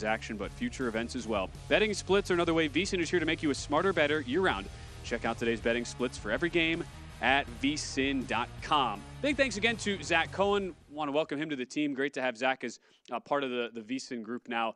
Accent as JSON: {"language": "English", "region": "Wisconsin", "country": "United States", "said": "I'm from Wisconsin"}